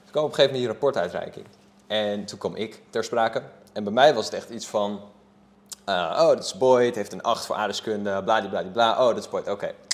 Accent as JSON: {"language": "Dutch", "town": "Haarlem", "region": "North Holland", "country": "Netherlands", "tie": "born or raised there", "said": "ik ben gewoon opgegroeid in Sampert Zuid"}